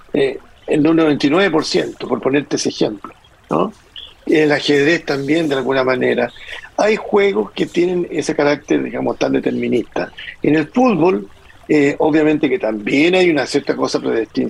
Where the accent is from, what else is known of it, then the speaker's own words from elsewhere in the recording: Chile; como chilenos